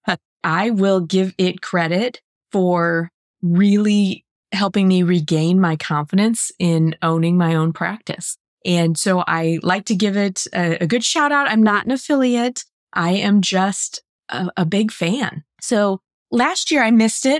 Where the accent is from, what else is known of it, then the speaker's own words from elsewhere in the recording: St. Louis, Missouri, United States; my hometown. So it was here in Saint Louis.